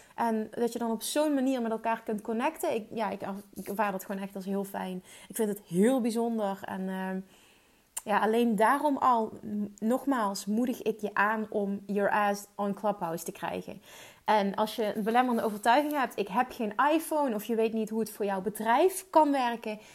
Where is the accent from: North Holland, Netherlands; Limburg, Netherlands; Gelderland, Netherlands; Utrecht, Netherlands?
Limburg, Netherlands; accent: Limburgish; ik heb een Limburgs accent